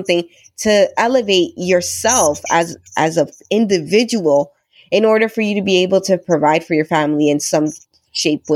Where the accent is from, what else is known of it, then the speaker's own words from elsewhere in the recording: Toronto, Ontario, Canada; also born or lived in Dominican Republic; I came to Toronto when I was 5. So I did, you know, junior kindergarten, the whole thing